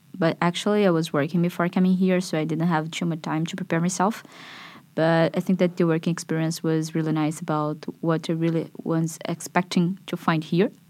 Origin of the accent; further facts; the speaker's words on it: Brazil; moved away as an adult; I'm twenty-four. I'm from Brazil, where I took my bachelor in economics